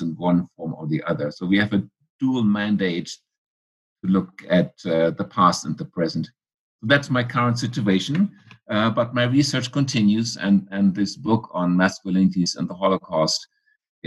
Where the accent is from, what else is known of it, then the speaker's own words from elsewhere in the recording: Germany; moved away as an adult; also born or lived in Philadelphia, United States; now in United States; I grew up in Germany, in post-war Germany. I came to the United States at age 24